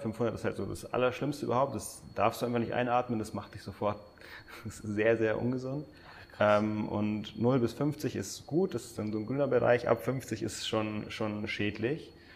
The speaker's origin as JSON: {"language": "German", "country": "Germany", "said": "wir als Deutsche"}